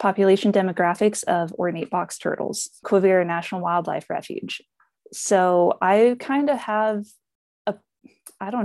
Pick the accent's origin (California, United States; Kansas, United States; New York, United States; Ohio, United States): Kansas, United States; Norton County, Northwest; I grew up in Northwest Kansas in Norton County.